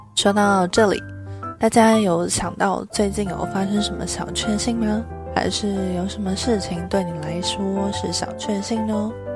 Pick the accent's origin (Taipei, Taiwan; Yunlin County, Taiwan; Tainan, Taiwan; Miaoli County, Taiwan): Taipei, Taiwan; 一个土生土长却常常被误会是不会讲中文的台北人